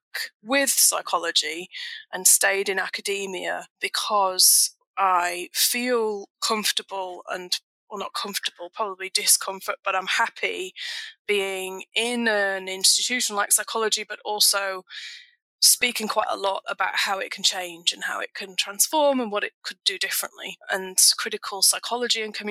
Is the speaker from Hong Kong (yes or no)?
no; England, United Kingdom; also born or lived in Scotland; now in Wagga Wagga, Australia; I'm actually from England originally.